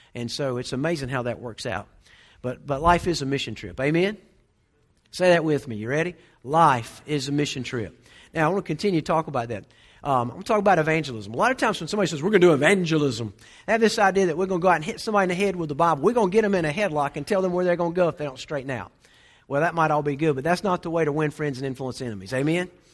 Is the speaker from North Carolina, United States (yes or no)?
yes; Waynesville, North Carolina, United States; also born or lived in Raleigh, North Carolina / Garner, North Carolina; my dad got transferred to the western part of the state, so I grew up in Waynesville